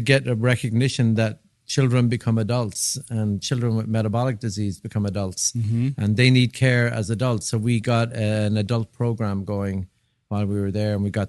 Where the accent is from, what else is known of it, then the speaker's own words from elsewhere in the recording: Dublin, Leinster, Ireland; I grew up in Dublin, Ireland.